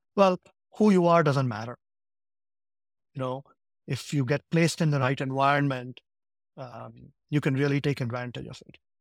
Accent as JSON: {"language": "English", "town": "Ahmedabad", "region": "Gujarat", "country": "India", "tie": "born or raised there", "also_born_or_lived": "Saint Louis, United States", "moved": "yes", "lives_now": "United States", "said": "I grew up in a city called Ahmedabad in Gujarat."}